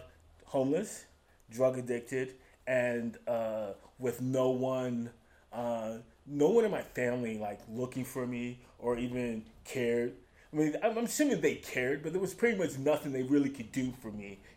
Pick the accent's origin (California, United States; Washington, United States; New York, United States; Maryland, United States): New York, United States; moved away as an adult; now in Utah, United States; I am from New York originally